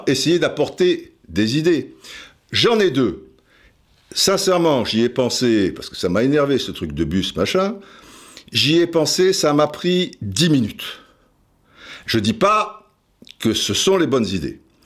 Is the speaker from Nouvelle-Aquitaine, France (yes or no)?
no; Cannes, Provence-Alpes-Côte d'Azur, France; Je suis du Midi aussi, j'ai grandi dans, dans, le Midi de la France, quoi. Je veux dire, à Cannes, mon père marseillais